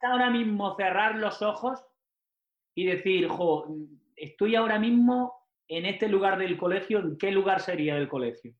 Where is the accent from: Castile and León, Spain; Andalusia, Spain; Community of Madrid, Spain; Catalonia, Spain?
Andalusia, Spain; Almería; moved away; also born or lived in Mexico; yo como nací en Almería